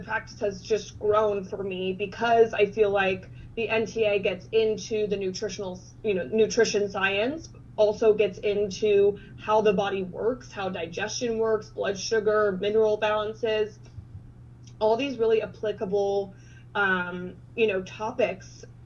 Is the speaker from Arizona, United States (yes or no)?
no; Cincinnati, Ohio, United States; also born or lived in Oxford, Ohio; I am from Cincinnati, Ohio, and went to school at Miami University in Oxford, Ohio